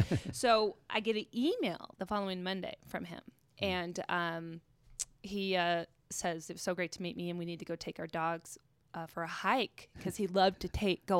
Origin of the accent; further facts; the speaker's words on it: Pacific Northwest, United States; I'm from the Northwest. Love the outdoors.